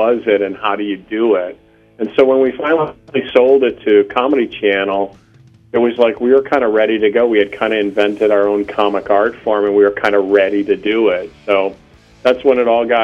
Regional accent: Fort Atkinson, Wisconsin, United States; I'm from Fort Atkinson.

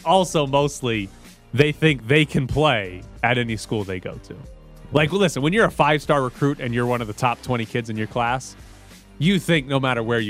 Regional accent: Illinois, United States; I was born in Illinois, but Southern California is my second home.

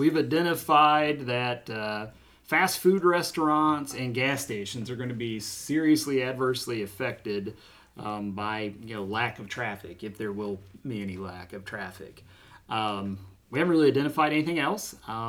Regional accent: Minford, Ohio, United States; Minford, my hometown

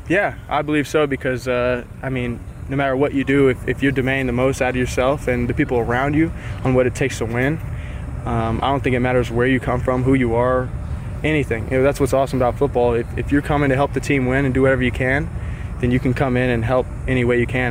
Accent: Salinas, California, United States; went to a junior college in my hometown called Hartnell Junior College

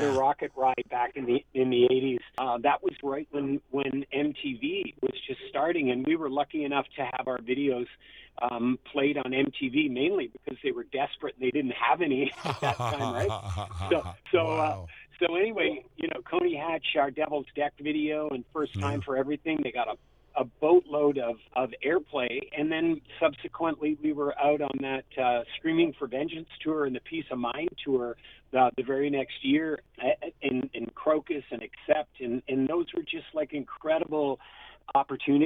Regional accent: Toronto, Ontario, Canada; as a kid growing up in Toronto

